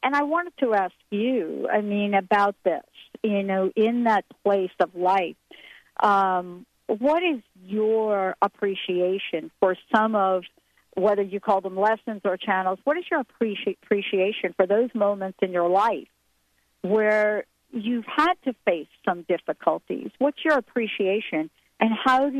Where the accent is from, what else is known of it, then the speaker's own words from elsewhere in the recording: New York City, New York, United States; moved away; I grew up in New York City